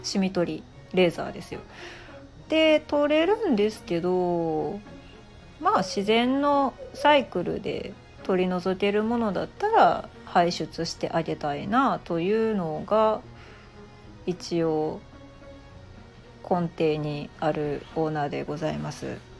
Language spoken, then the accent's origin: Japanese; Japan; 謎なこの文化の中で、まあ、生まれ育ってきた